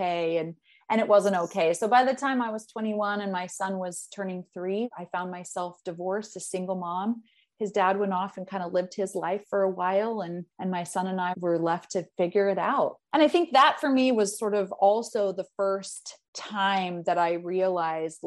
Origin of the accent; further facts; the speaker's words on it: Salt Lake City, Utah, United States; I grew up in Salt Lake City, Utah, in a Mormon household